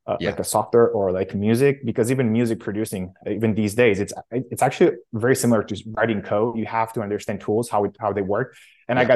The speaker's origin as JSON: {"language": "English", "town": "Oradea", "region": "Bihor County", "country": "Romania", "tie": "born or raised there", "said": "I grew up in Romania in a small city called Oradea. It's in on the western part of Romania"}